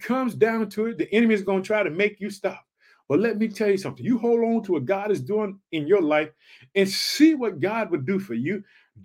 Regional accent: Illinois, United States; also born or lived in Chicago; In the state of Illinois, which is my home state, thank you, Illinois. I live in the city of Chicago

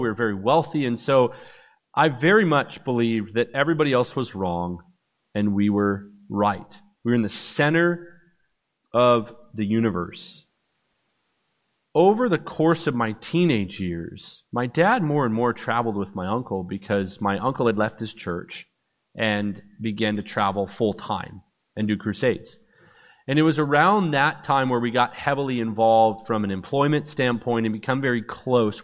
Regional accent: Vancouver, British Columbia, Canada; also born or lived in Orlando, Florida; That's where I was born, even though I was raised in Vancouver, British Columbia

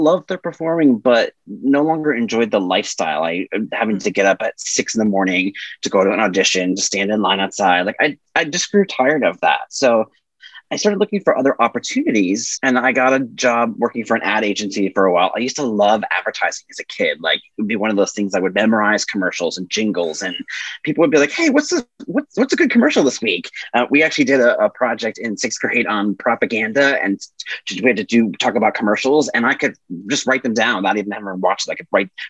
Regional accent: Massachusetts, United States; moved away as an adult; now in New York City, United States; I am originally from Massachusetts, but I am in New York City now. I've been here for 25 years

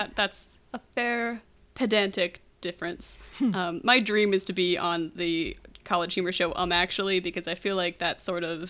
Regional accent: United Kingdom; This is a serious scientific question of national importance to me as a Brit.

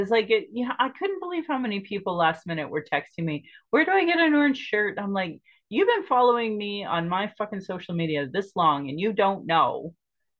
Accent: Sylvan Lake, Alberta, Canada; moved away; also born or lived in Calgary; And I remember growing up in Sylvan Lake, and Sylvan Lake's predominantly white. It was at least when I was growing up there.

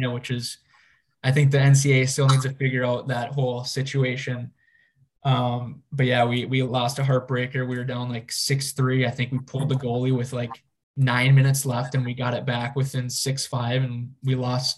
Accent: Blaine, Minnesota, United States; I'm from Blaine

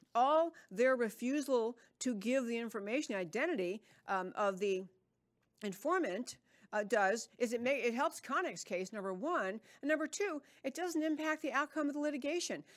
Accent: New York, United States; moved away; I grew up in New York and I can speak quickly

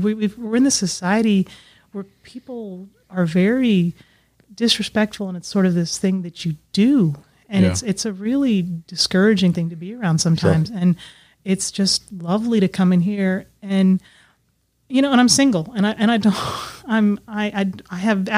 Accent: Alaska, United States; also born or lived in Bahrain; now in Arkansas, United States; I grew up in Alaska

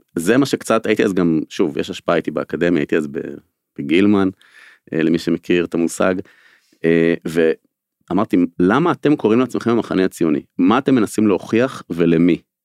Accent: Israel; אני גם נולדתי בקיבוץ של השומר הצעיר של הקיבוץ הארצי הקיבוץ הראשון של השומר הצעיר

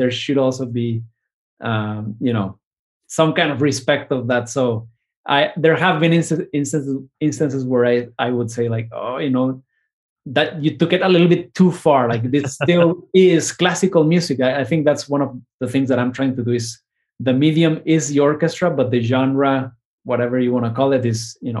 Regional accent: Argentina; I am from Argentina, and it made me think about growing up in Argentina.

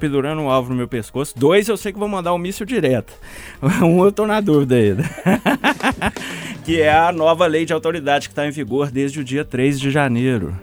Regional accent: Minas Gerais, Brazil; a gente fica triste enquanto mineiro

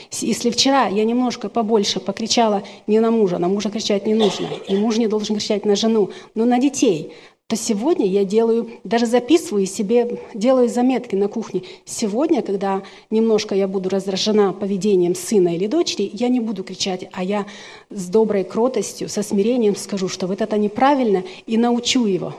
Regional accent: Ukraine; now in Washington, United States; Я обладаю русским, румынским, украинским, так как я украинка, но закончила румынскую школу

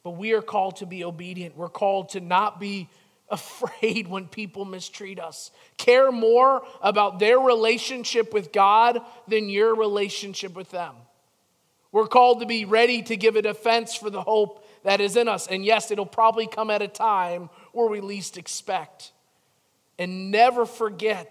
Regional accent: Chicago, Illinois, United States; growing up in Chicago

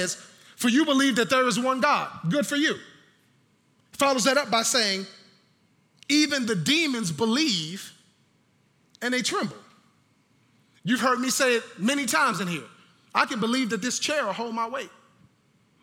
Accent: New York, United States; moved away; I'm from New York, so I'm a New York Giants fan

